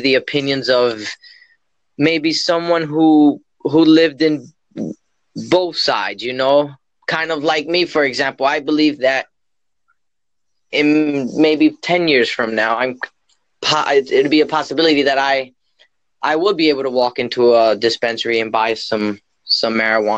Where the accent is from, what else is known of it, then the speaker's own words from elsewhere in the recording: Pennsylvania, United States; I am from Pennsylvania in the United States.